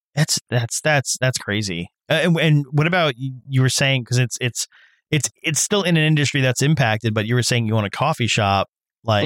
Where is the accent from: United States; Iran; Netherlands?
United States; New York; I'm I'm a New Yorker. I've been here for God knows how long